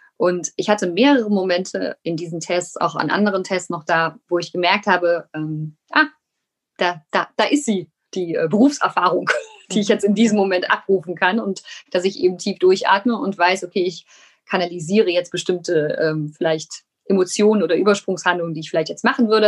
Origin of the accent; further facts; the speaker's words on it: Rhineland, Germany; ich bin ja aus dem Rheinland. Ich kann zwar kein Kölsch